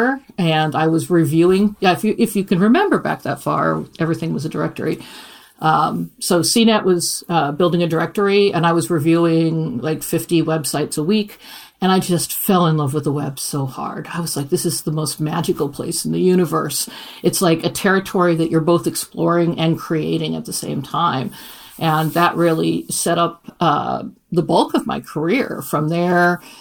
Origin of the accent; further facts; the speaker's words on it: Iowa, United States; moved away as an adult; also born or lived in Kansas City; I grew up in Iowa